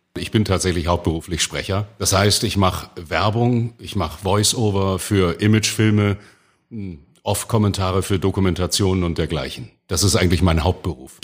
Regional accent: Hamburg, Germany; accent: Hamburgisch; als geborener Wilhelmsburger, da hat man immer so einen kleinen Hooligan in sich drin. Und wenn man in Wilhelmsburg in den 70er und 80er Jahren aufwuchs

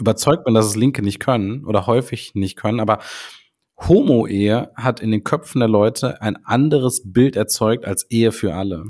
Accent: Rhineland, Germany; bei uns im Rheinland

